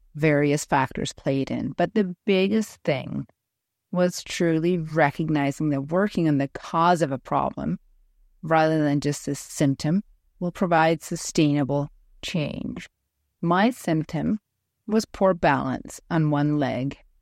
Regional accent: Ten Sleep, Wyoming, United States; I host epic chi running retreats for women in my hometown of Tensleet, Wyoming

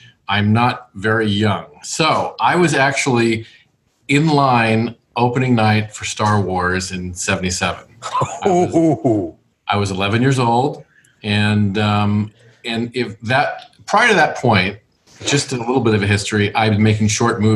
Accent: Los Angeles, California, United States; I was born and raised in Los Angeles

